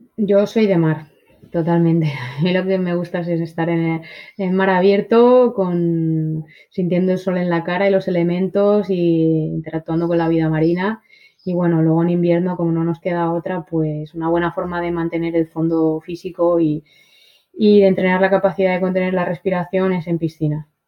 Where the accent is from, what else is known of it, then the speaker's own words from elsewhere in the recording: Spain; toda la historia de mi país